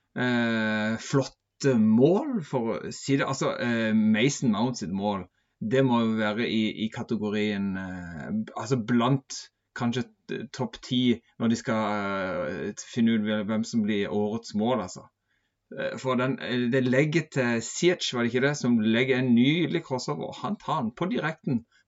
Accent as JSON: {"language": "Norwegian", "area": "Sørlandet", "region": "Southern Norway", "country": "Norway", "said": "jeg er jo fra Sørlandet"}